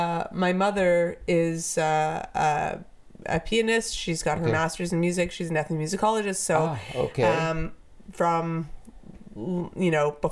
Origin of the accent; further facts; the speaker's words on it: Vancouver, British Columbia, Canada; also born or lived in Japan; I'm from Vancouver.